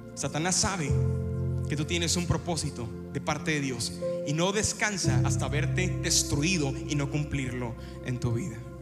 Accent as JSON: {"language": "Spanish", "town": "Ciudad Victoria", "region": "Tamaulipas", "country": "Mexico", "tie": "born or raised there", "moved": "yes", "said": "visitábamos Ciudad Victoria, donde yo nací, entonces la llevé a mi pueblo"}